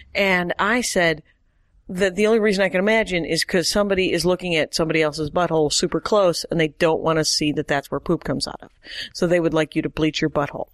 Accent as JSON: {"language": "English", "region": "Wisconsin", "country": "United States", "tie": "born or raised there", "said": "I was raised in Wisconsin"}